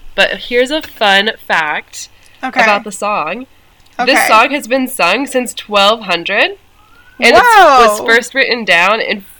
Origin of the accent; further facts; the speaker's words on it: Indiana, United States; moved away as an adult; now in Europe; I'm originally from Indiana and moved to Europe after university.